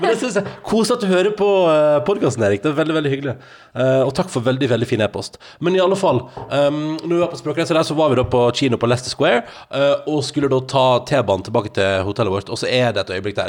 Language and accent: Norwegian; Norway; jeg er norsk